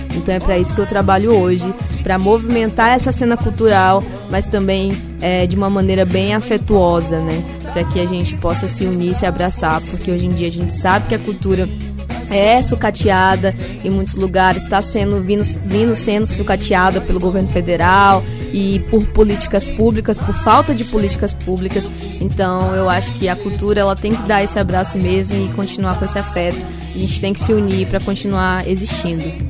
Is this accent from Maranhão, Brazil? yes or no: yes; Maranhão, Brazil; eu sou maranhense, nascida aqui nessa terrinha maravilhosa